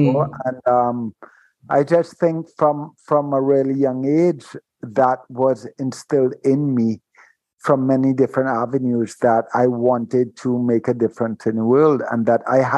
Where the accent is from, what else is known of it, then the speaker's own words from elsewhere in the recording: Trinidad & Tobago; and being of the Caribbean as well, Simone, you know that this carries some weight. And growing up in Trinidad, when I tell people that I've never drank, they're like, what?